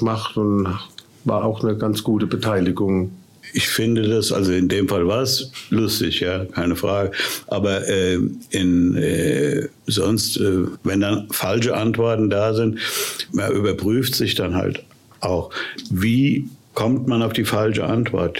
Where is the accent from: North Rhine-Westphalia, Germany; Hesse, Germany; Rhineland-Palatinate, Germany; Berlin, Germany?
Hesse, Germany; Wiesbaden; ich bin ja in Wiesbaden zur Schule gegangen